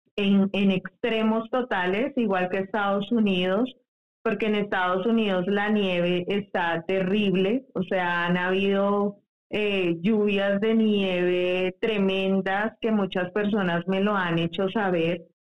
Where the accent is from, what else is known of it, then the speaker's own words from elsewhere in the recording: Colombia; aquí en mi país hubieron, acá en Colombia